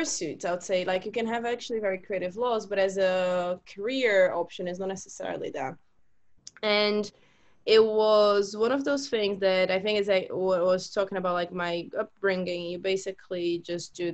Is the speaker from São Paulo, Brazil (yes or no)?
no; Fortaleza, Ceará, Brazil; moved away as an adult; also born or lived in London / Amsterdam; now in Barcelona, Spain; I am from Brazil, and I am from a city in Brazil called Fortaleza.